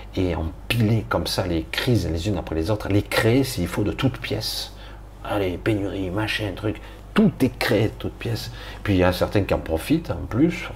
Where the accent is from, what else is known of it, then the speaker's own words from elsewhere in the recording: France; je suis français